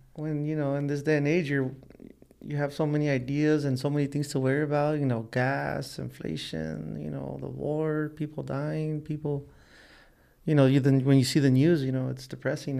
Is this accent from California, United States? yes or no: yes; Los Angeles, California, United States; also born or lived in South Gate, California; We grew up poor in East L A, and then, you know, we moved out, uh, to Southgate